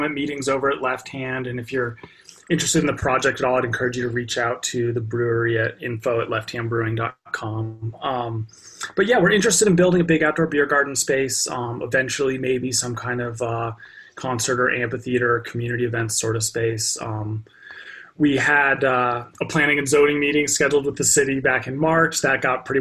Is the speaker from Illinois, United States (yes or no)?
no; Lyons, Colorado, United States; also born or lived in Boulder, Colorado / Longmont, Colorado; I'm from Boulder County area. I was born in Boulder and grew up in Lyons